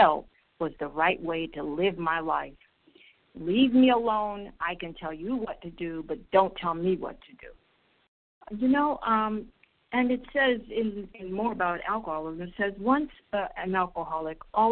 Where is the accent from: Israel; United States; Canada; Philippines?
Israel; I'm from Israel